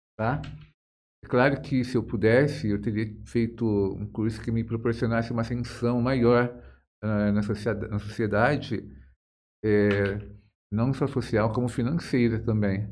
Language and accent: Portuguese; Jales, São Paulo, Brazil; eu sou de Jales, né? Nasci aqui, me criei aqui